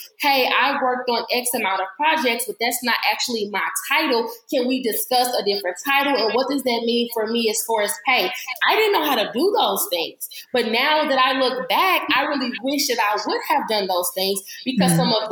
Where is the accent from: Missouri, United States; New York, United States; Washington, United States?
Missouri, United States; St. Louis; moved away as an adult; now in Atlanta, United States; I'm originally from St. Louis, Missouri, but I just got to Atlanta in June